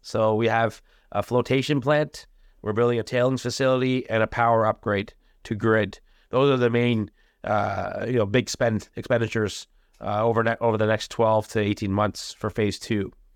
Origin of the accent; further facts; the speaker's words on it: India; I'm from India